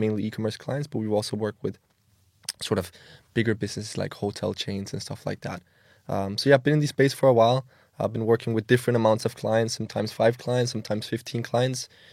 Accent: Copenhagen, Capital Region of Denmark, Denmark; moved away as an adult; now in Milan, Italy; I grew up in Denmark, in Copenhagen. Um, yeah, been there almost all my life. Obviously, now I, I reside in Milan, Italy.

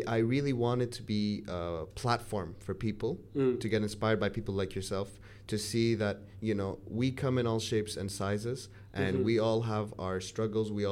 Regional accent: Kuwait; moved away as an adult; I grew up in Kuwait. I spoke Arabic my whole life here.

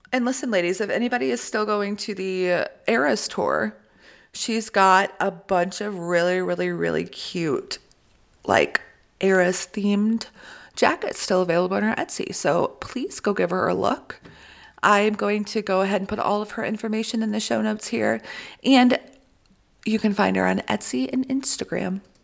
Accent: Midwest, United States; we're both from the Midwest

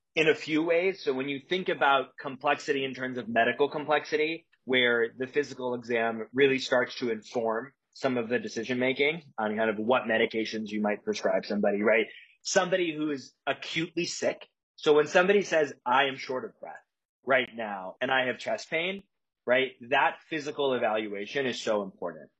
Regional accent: a couple hours south of Chicago, rural Illinois, United States; also born or lived in Evanston, Illinois; I grew up in Chicago uh, but a couple hours south of Chicago in the in the, the cornfields of Illinois, kind of the middle of nowhere

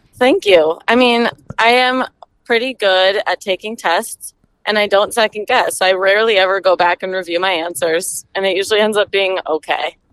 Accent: Stillwater, Minnesota, United States; also born or lived in Madison, Wisconsin; I'm from Minnesota. I'm from Stillwater.

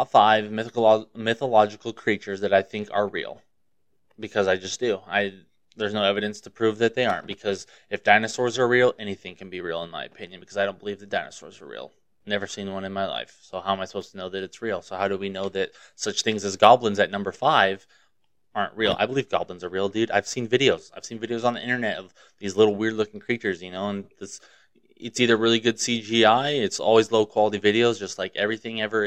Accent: Montana, United States; I grew up in Montana

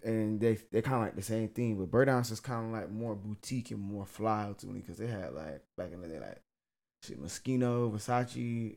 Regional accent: Broward County, Florida, United States; accent: Southern; moved away as an adult; now in Portland, United States; I'm from Broward County

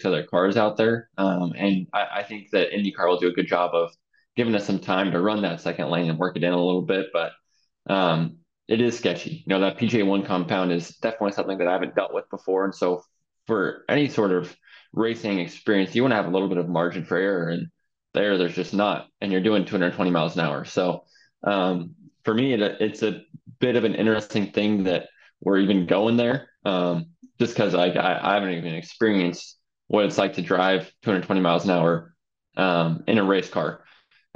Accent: Idaho, United States; Growing up in Idaho

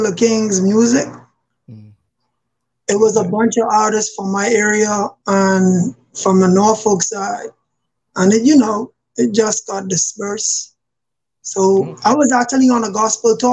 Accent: Nassau, New Providence, Bahamas; now in Newport News, United States; I am originally from Nassau, Bahamas, but I reside in Virginia. I stay in the Newport News area.

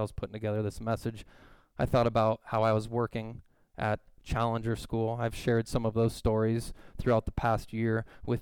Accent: Southern California, United States; moved away; I grew up in Southern California

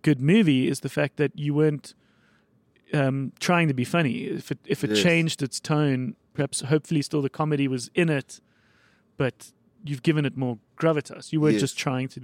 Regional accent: South Africa; as a South African

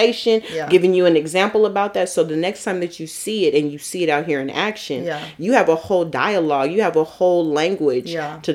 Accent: San Francisco, California, United States; moved away; growing up in San Francisco

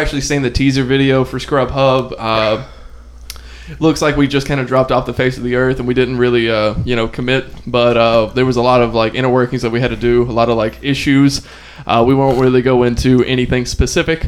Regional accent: Alabama, United States; from where I'm from Alabama

